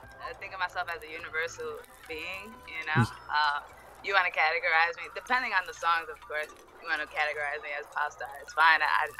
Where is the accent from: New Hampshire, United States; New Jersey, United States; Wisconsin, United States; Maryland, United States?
New Jersey, United States; Hoboken; also born or lived in Philadelphia, Pennsylvania; I was born in Philly, and that was it. And then they just shipped me over to Hoboken.